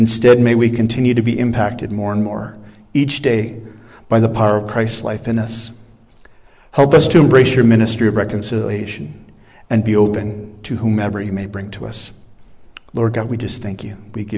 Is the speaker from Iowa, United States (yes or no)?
yes; Iowa, United States; I'm a Midwestern boy. I come from Iowa.